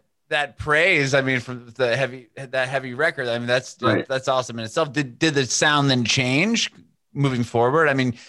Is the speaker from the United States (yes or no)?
yes; San Diego, California, United States; moved away as an adult; also born or lived in San Francisco; now in Nashville, United States; I literally just moved here a month ago. I'm from Southern California. So like my family and I were from San Diego.